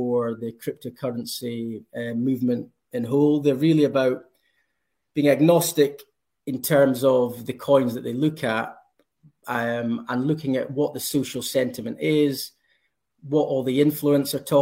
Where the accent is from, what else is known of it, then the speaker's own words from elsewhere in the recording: Scotland, United Kingdom; if you can tell from my accent, I'm from Scotland